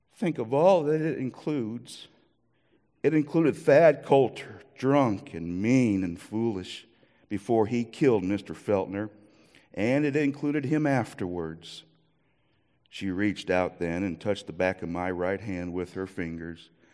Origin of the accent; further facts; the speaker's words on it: Iowa, United States; moved away; also born or lived in Minnesota; I am from Iowa